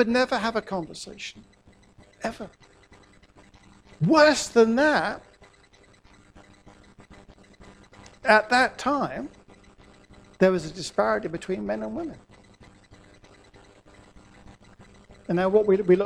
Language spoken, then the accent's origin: English; Norwich, East of England, United Kingdom; I grew up in Norwich in the 60s and the 70s